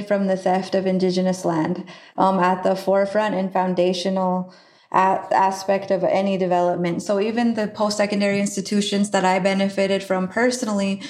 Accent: Rocky Ford, South Dakota, United States; I grew up on the Pine Ridge Indian Reservation in a small community called Rocky Ford.

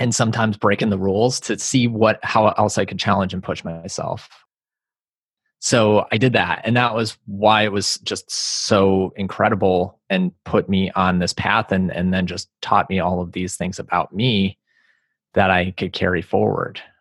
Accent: East Coast, United States; moved away as an adult; also born or lived in Los Angeles; I grew up on the East Coast and then moved out to L A after I graduated college

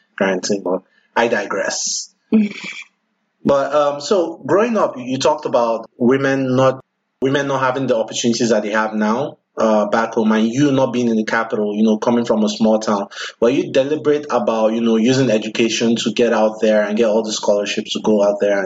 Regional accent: Nigeria; now in United States; I'm Nigerian

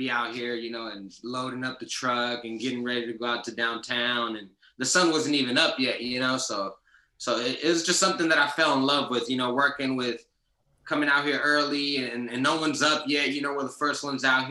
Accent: Pinole, California, United States; also born or lived in Oakland; I'm from the Bay. You know, I was born in Oakland, raised in Pinole

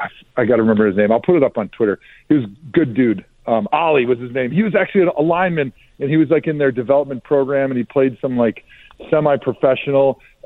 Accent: Milwaukee, Wisconsin, United States; I grew up in Milwaukee, which is heavily German. There's a little Polish, but it's mostly German.

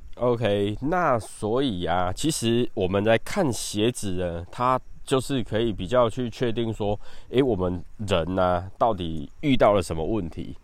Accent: Taiwan; 尤其是我们台湾人啊

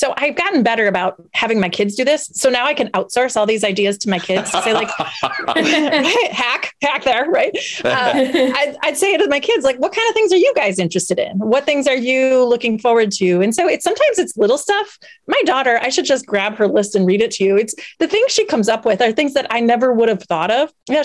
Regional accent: Wisconsin, United States; I'm from Wisconsin. I can't deny the fact that my roots are rooted in dairy some way, some shape, somehow.

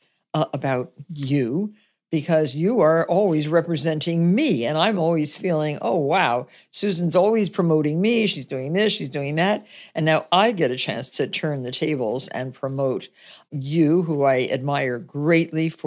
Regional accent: Nutley, New Jersey, United States; I grew up in Nutley, New Jersey

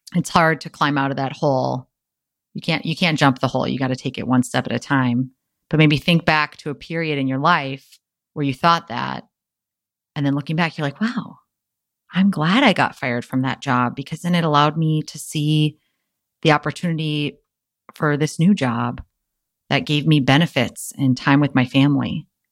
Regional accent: Wisconsin, United States; now in San Diego, United States; my hometown of Wisconsin

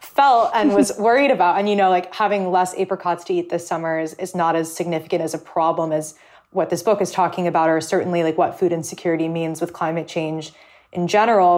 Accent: California, United States; now in New York, United States; I grew up in California

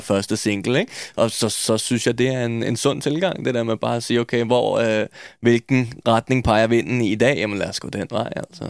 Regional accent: Copenhagen, Capital Region of Denmark, Denmark; jeg er født og opvokset på Østerbro

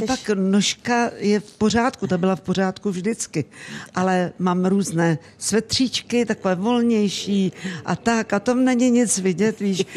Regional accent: Rakovník, Central Bohemian Region, Czechia; vyrůstala jsem u babičky, u dědy v Rakovníku

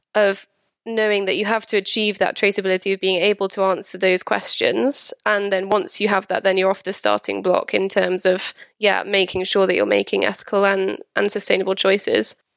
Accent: Wales, United Kingdom; moved away as an adult; also born or lived in London / Winchester; I'm from Wales originally

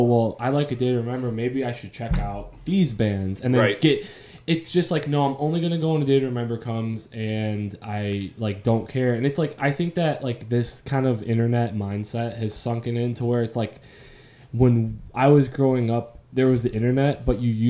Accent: Crown Point, Indiana, United States; I grew up in Crown Point in the era that I did

